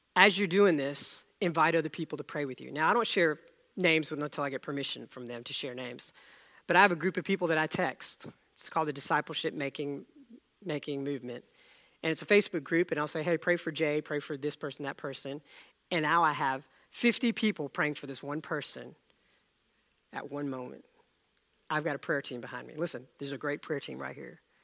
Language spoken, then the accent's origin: English; India; moved away; I was born in India